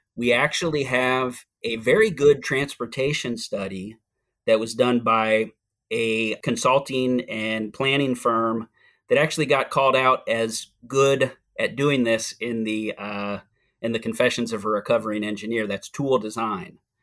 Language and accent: English; Seattle, Washington, United States; moved away as an adult; also born or lived in Oregon / California; now in Hyattsville, Maryland, United States; I'm originally from Seattle, Washington. I spent the first thirty years of my life on the West Coast, uh, between Washington, Oregon, and California